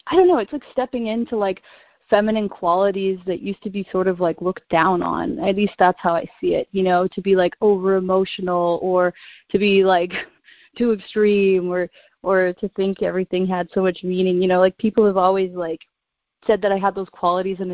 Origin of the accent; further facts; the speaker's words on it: near Vancouver Island, British Columbia, Canada; moved away as an adult; now in New York, United States; I grew up in Canada, so I've only been in New York for about 4 years